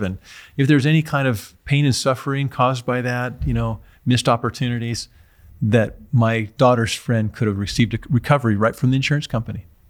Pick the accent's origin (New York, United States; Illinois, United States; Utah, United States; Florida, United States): Utah, United States; my home state of Utah